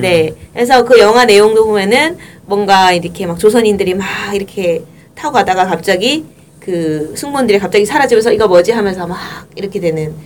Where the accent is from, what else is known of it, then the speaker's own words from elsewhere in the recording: Busan, South Korea; 부산 출신으로서 화가 납니다